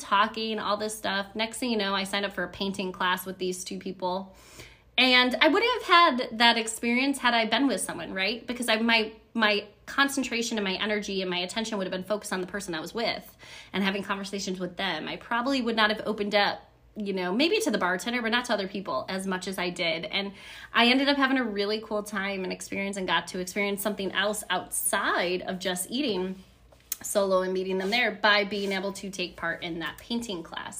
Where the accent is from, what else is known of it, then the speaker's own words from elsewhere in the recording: Buffalo, New York, United States; I'm from Buffalo, New York